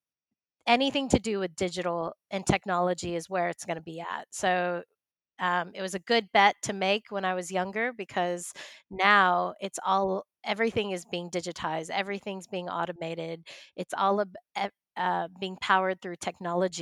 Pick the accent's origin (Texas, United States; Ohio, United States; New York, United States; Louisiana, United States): Texas, United States; moved away as an adult; also born or lived in Coogee, Sydney, Australia; now in Sydney, Australia; I'm from Texas, but I moved to Australia about 10 years ago